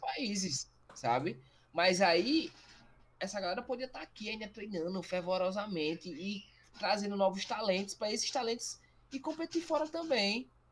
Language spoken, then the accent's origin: Portuguese; Brazil; a gente é brasileiro